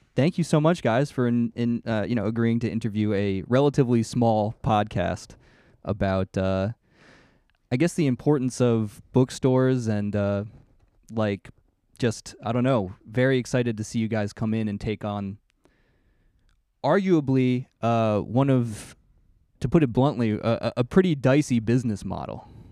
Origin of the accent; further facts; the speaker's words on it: Saratoga, United States; I grew up in Saratoga